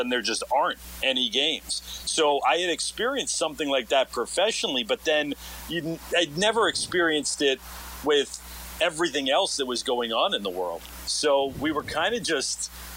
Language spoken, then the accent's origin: English; Los Angeles, California, United States; moved away as an adult; also born or lived in Alaska; now in Dallas, United States; I'm originally from Los Angeles